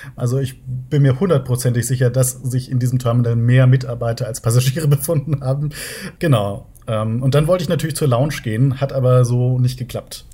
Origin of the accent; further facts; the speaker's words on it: near Munich, Bavaria, Germany; Ich komme aus der Nähe von München